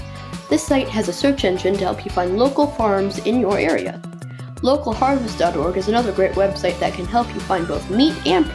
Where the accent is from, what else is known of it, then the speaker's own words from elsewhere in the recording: Los Angeles, California, United States; my hometown